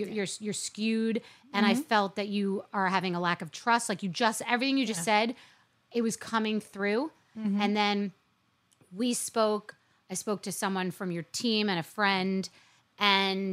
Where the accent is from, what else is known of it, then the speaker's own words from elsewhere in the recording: New York City, New York, United States; I was born and, in Queens, too